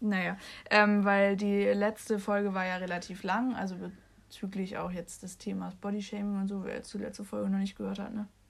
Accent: Bremen, Germany; durch die Straßen meines Viertels äh, gelaufen bin, ich die ähm, in einem bekannten Café, also der Lilie bei uns in Findorf, also in Bremen

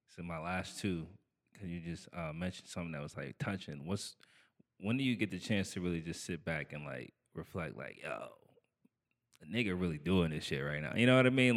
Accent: Niagara Falls, New York, United States; I'm from Niagara Falls

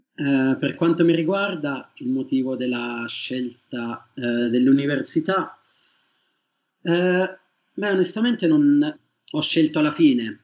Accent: Sarteano, Tuscany, Italy; moved away as an adult; also born or lived in Perugia / Manchester; now in England; io vengo da Sartiano, che è un paese in provincia di Siena.

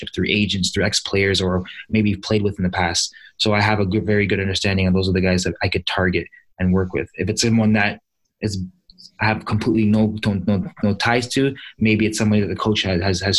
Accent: Toronto, Ontario, Canada; moved away as an adult; also born or lived in Germany; now in Ottawa, Canada; I'm from Toronto. I've been all over the world. I've been in Ottawa now for, going on 6 or 5 years

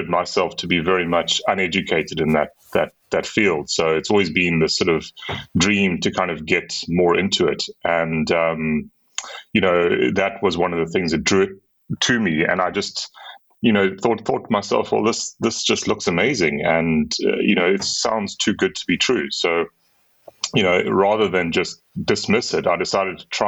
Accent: Durban, KwaZulu-Natal, South Africa; moved away as an adult; now in Cape Town, South Africa; I grew up in a town on the eastern coast of South Africa called Durban. But I've been here in Cape Town for the last 20 years or so.

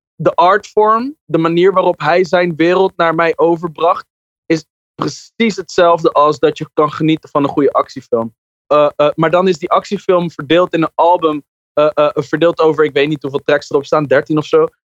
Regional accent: Ter Aar, South Holland, Netherlands; Ik kom uit Ter Aard, als een dorpje naast Alphen aan de Rijn.

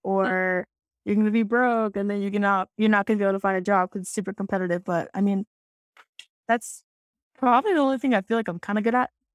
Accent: Tucson, Arizona, United States; now in DMV area, United States; I am from Tucson. That is the homeland

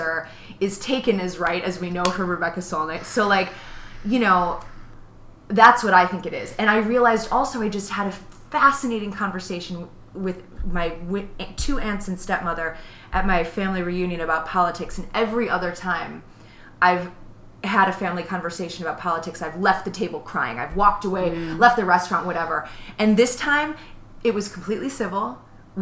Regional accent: Chicago, Illinois, United States; I'm from Chicago

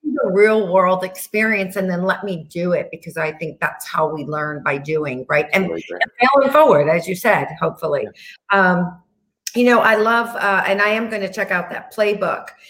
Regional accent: New York, United States; Being a New Yorker

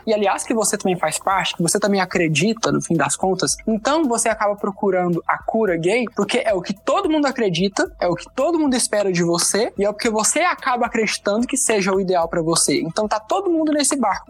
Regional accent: Anápolis, Goiás, Brazil; eu sou de Anápolis, Goiás

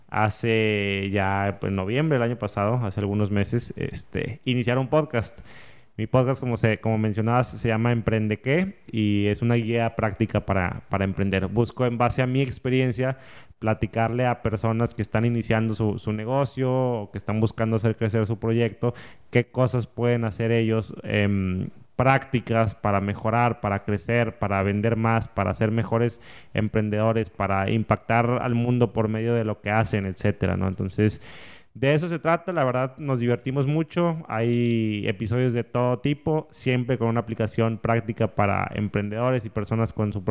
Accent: Saltillo, Coahuila, Mexico; born there; now in Monterrey, Mexico; em, yo nací en Saltillo. Em, hace 30 años, tengo 30 años, ya tengo acá en Monterrey como 13 años más o menos, antes de vivir, antes viví en otras ciudades y demás.

